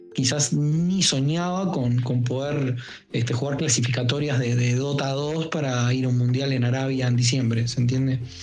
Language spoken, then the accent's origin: Spanish; Uruguay; dicen que somos un barrio de Brasil o, una provincia de Argentina y es algo muy errado porque nosotros tenemos nuestra propia identidad